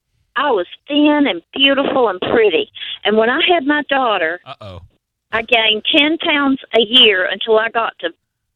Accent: North Carolina, United States; accent: North Carolina; You don't know my accent. It's from North Carolina.

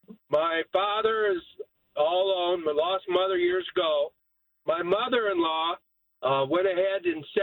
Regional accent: Wisconsin, United States; moved away; I'm from Wisconsin.

